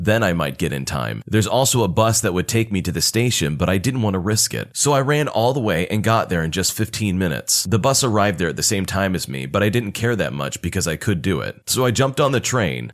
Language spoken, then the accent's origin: English; United States; As an American